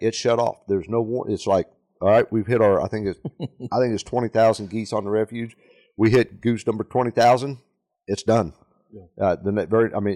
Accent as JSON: {"language": "English", "town": "Kansas City", "region": "Missouri", "country": "United States", "said": "We're from Northwest Missouri, Kansas City area."}